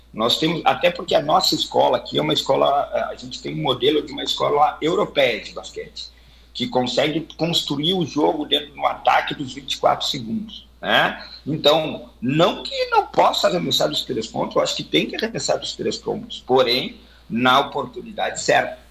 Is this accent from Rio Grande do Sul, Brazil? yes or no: yes; Santana do Livramento, Rio Grande do Sul, Brazil; also born or lived in Santa Maria; não, não sou natural de Santa Maria, sou natural de Santana do Livramento